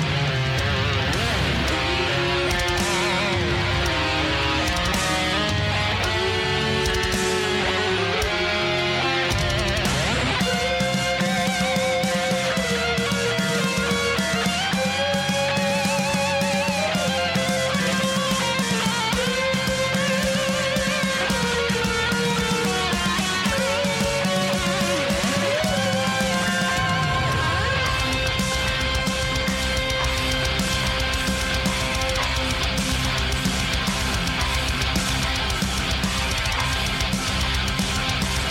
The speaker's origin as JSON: {"language": "English", "area": "Bay Area", "region": "California", "country": "United States", "moved": "yes", "lives_now": "Oklahoma, United States", "said": "I'm from California, from the Bay Area originally"}